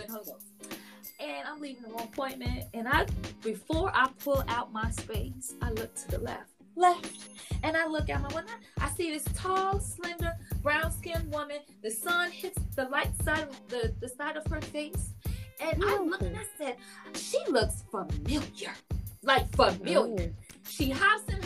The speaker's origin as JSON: {"language": "English", "town": "Chicago", "region": "Illinois", "country": "United States", "moved": "yes", "said": "I'm from Chicago originally"}